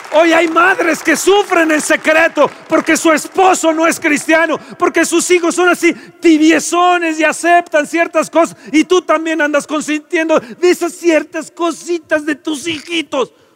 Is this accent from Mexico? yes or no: yes; Mexico; Somos idólatras mexicanos